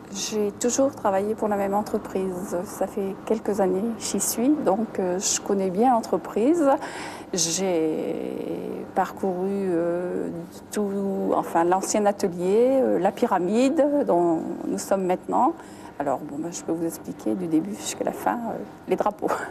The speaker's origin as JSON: {"language": "French", "town": "Avelin", "region": "Hauts-de-France", "country": "France", "tie": "born or raised there", "said": "je suis née à Avelin, j'ai toute ma jeunesse à Avelin"}